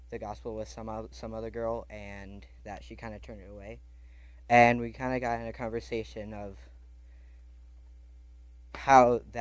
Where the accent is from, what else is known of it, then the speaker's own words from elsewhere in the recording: Indiana, United States; also born or lived in Chicago, Illinois; This is my first year here, and I think this is really cool what you guys are doing. Uh, I come from Indiana, and a little over a year ago, I moved from Chicago, Illinois.